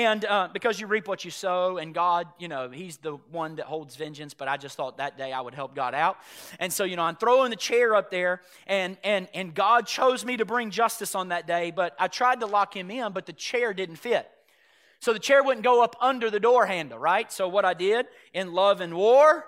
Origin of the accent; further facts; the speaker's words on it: Chattanooga, Tennessee, United States; I grew up in Chattanooga, Tennessee